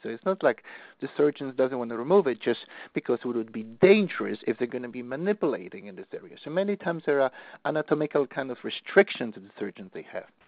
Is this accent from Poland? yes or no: yes; Poland; moved away; I'm from Poland